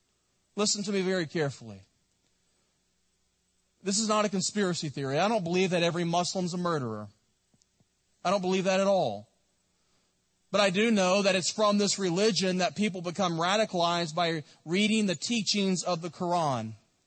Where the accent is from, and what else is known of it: United States